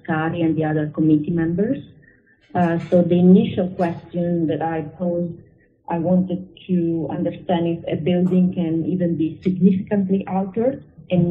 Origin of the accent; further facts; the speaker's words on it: Genoa, Liguria, Italy; moved away as an adult; I was born in Genoa, which is a very historical city, and I studied architecture there.